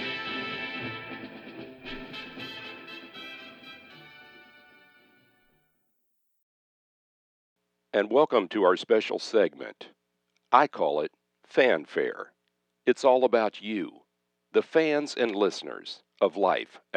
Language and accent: English; Independence, Kansas, United States; my hometown of Independence, Kansas